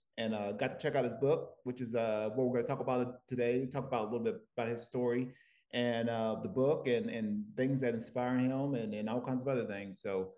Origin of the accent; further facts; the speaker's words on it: Tennessee, United States; moved away as an adult; now in Los Angeles, United States; I'm from Tennessee, so I tend to, I was in a, sort of a small, tight-knit community. And even coming out here, like I said, I got out here in 2014